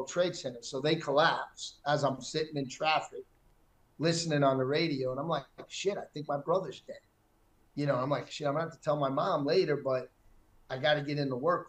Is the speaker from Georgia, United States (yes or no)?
no; New York City, New York, United States; I'm born and raised in Manhattan.